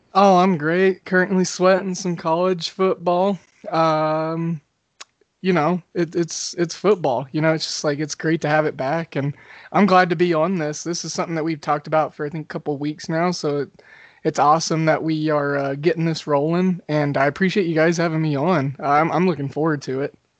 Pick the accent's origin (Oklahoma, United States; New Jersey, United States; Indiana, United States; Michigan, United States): Oklahoma, United States; I grew up in Oklahoma